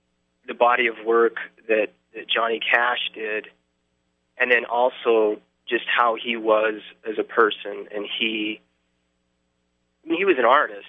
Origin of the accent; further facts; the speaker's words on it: South Dakota, United States; But plus, you know, I grew up in the upper Midwest, you know, I grew up in South